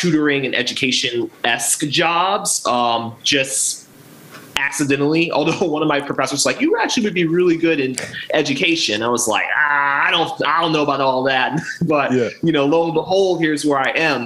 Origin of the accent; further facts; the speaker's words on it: Baltimore, Maryland, United States; also born or lived in Aberdeen, Harford County, Maryland / Virginia; I am definitely born and raised in Maryland. I grew up on the Alameda section